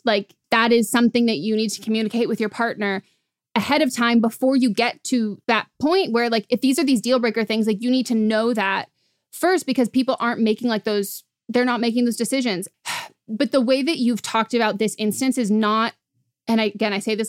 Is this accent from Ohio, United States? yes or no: no; California, United States; I'm from California